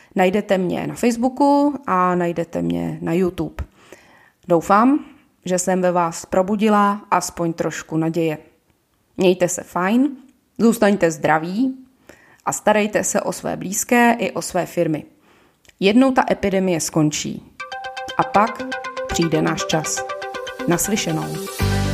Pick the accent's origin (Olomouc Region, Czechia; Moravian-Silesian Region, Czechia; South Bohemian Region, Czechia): Moravian-Silesian Region, Czechia; Ostrava; now in Prague, Czech Republic; Jsem rodačka z Ostravy a žiju v Praze Nuslích.